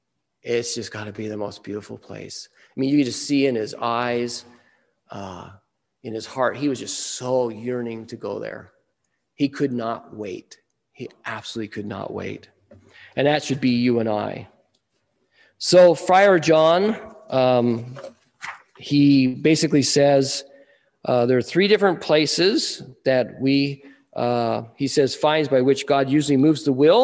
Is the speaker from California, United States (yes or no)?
no; Wyoming, United States; now in Nebraska, United States; I come from Wyoming, I grew up in the beautiful mountains.